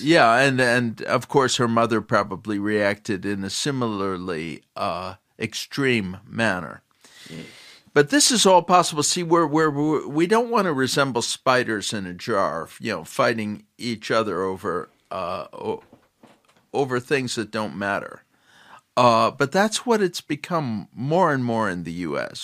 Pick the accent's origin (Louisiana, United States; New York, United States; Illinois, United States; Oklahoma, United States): Illinois, United States; Chicago; When I was growing up, I grew up in Chicago